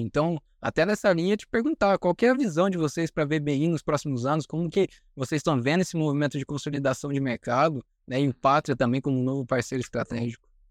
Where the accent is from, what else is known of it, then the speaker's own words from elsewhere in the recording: Maringá, Paraná, Brazil; eu sou de Maringá, no Paraná